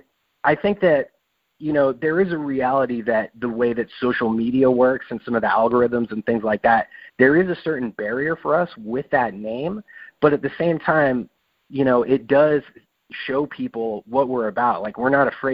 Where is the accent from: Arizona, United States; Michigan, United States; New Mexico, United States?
New Mexico, United States; now in Seattle, United States; I'm from New Mexico originally